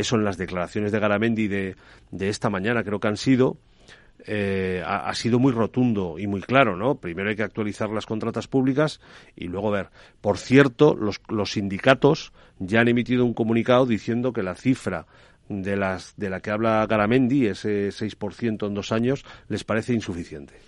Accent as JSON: {"language": "Spanish", "town": "Cuenca", "region": "Castilla-La Mancha", "country": "Spain", "said": "Cuenca, de donde soy yo"}